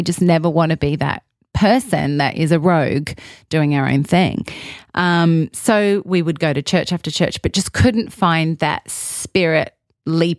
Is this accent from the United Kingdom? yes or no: no; Australia; moved away as an adult; I'm Australian, I'm a foreigner